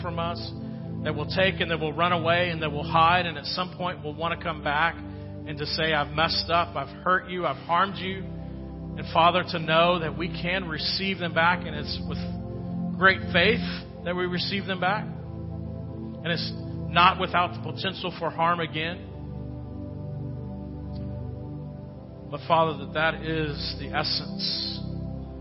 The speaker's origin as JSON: {"language": "English", "country": "United States", "said": "as an American"}